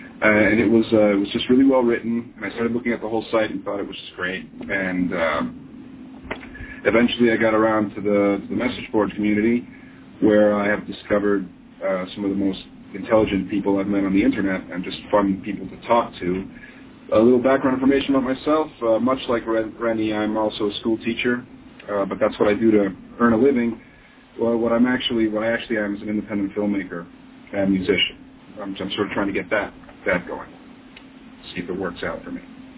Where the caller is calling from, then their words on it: Bolivia; I'm calling from Bolivia.